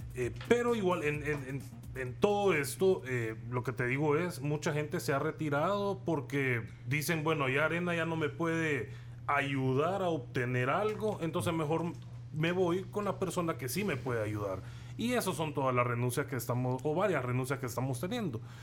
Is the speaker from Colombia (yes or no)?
no; El Salvador; nosotros mm. somos salvadoreños comunes y corrientes como cualquier otro